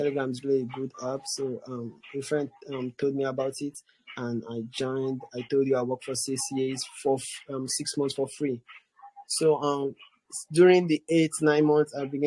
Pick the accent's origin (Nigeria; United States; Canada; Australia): Nigeria; I'm Nigerian